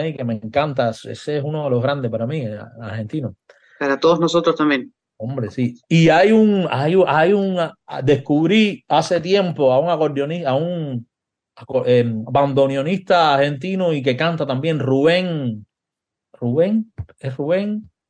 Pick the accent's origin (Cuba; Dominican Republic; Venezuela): Cuba; moved away; also born or lived in Madrid; cuando vivía en Cuba, yo, me, yo salí de Cuba en el año 92 y ya en el 93 ya empezaba a vivir fuera de Cuba, en España, ¿no? En Madrid.